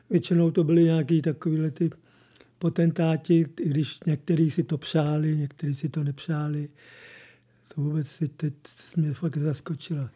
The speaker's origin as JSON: {"language": "Czech", "region": "Prague", "country": "Czechia", "moved": "yes", "lives_now": "České Budějovice, Czechia", "said": "já jsem, jsem původem Pražák"}